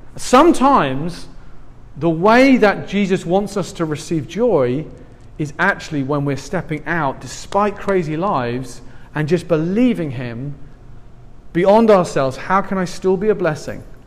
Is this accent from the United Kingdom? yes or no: yes; England, United Kingdom; I'm from England